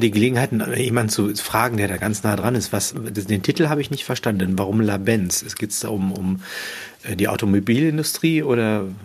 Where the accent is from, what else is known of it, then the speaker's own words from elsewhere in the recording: Unna, North Rhine-Westphalia, Germany; Ich wurde in Unna geboren